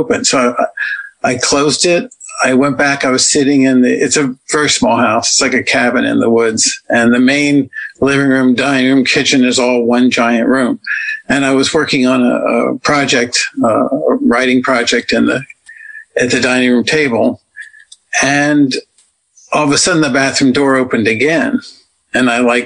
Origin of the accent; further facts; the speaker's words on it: Washington, District of Columbia, United States; moved away; I'm from Washington, D.C.